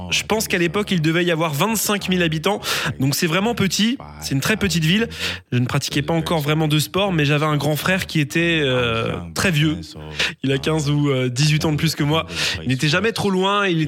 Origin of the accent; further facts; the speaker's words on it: Virginia, United States; French is a second language; moved away; also born or lived in Alabama; je dis que je viens de là-bas parce que c'est là que j'ai grandi. Et je pense que là où tu as grandi, ça définit qui tu es. Donc quand les gens me demandent, je réponds Virginie.